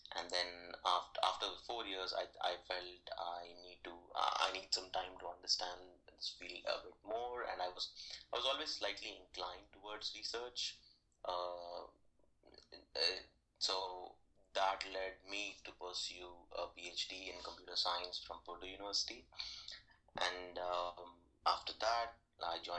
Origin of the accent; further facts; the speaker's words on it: Hyderabad, Telangana, India; moved away; I was born and brought up in Hyderabad. It's in southern part of India.